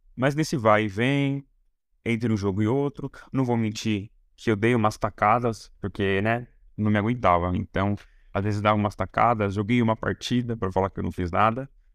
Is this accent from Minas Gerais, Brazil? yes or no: no; São Paulo interior, Brazil; eu sou de São Paulo e eu fui pro interior muito novo